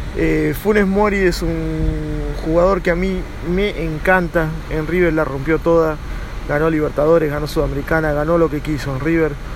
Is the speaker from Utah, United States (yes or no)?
no; Miami, Florida, United States; also born or lived in Argentina; nací en Argentina, pero me crié en Miami